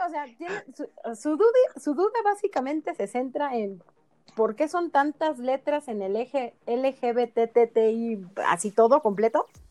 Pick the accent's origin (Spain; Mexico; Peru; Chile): Mexico; Mexico City; yo nací en la Ciudad de México, yo capitalina